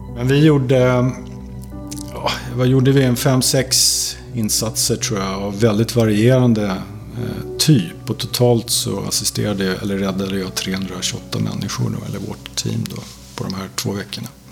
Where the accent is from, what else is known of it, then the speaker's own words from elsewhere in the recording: Sweden; mig som svensk